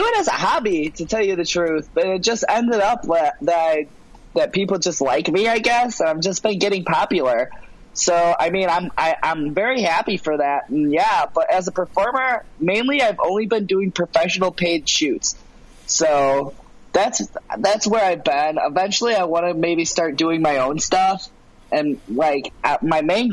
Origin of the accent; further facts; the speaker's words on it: Chicago, Illinois, United States; this is my hometown. I live in Chicago